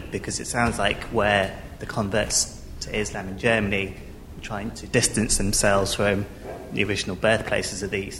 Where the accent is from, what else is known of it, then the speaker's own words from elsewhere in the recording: India; as a Hindu, it still feels like I have some sort of affinity to India, and luckily I am Indian